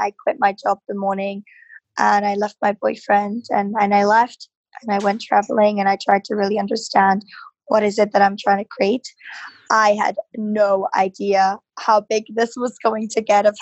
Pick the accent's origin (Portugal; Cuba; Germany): Germany; Berlin; now in London, United Kingdom; I'm originally from Berlin. Live in London